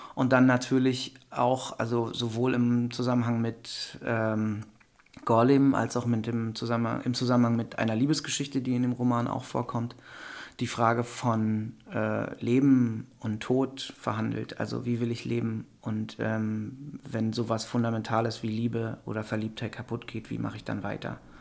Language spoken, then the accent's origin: German; Wendland, Lower Saxony, Germany; moved away as an adult; also born or lived in Berlin / Hildesheim; in meiner alten Heimat